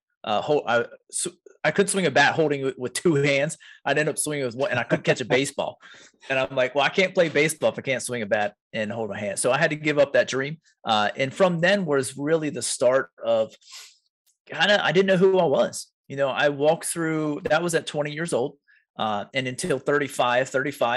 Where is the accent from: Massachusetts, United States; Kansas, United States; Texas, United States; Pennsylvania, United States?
Pennsylvania, United States; York; I'm from York, PA